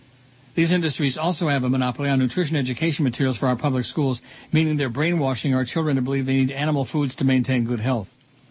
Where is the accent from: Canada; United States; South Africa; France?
United States; the South; I grew up in the South eating beef or chicken every day, lots of eggs, cheese, and ice cream, and drinking a lot of milk.